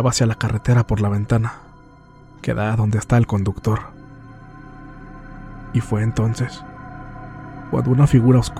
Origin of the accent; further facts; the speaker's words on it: Nogales, Sonora, Mexico; fui voluntario en una pequeña unidad de rescate y ambulancias, en la ciudad de Nogales, Sonora, de donde soy originario.